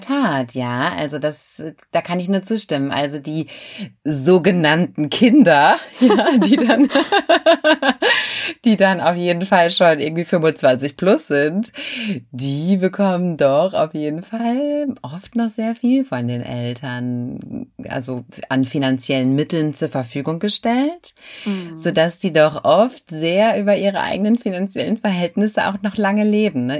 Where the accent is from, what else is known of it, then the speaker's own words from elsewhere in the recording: Germany; bei uns in Deutschland